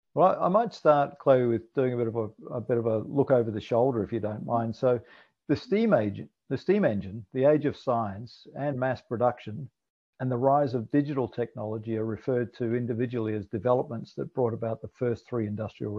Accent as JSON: {"language": "English", "region": "Scotland", "country": "United Kingdom", "tie": "born or raised there", "also_born_or_lived": "New Zealand", "moved": "yes", "lives_now": "Australia", "said": "I was born in Scotland"}